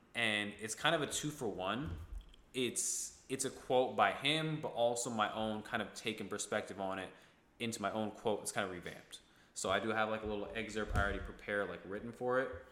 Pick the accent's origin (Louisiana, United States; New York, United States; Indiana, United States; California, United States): New York, United States; Ithaca; I'm from Ithaca, New York, um, upstate New York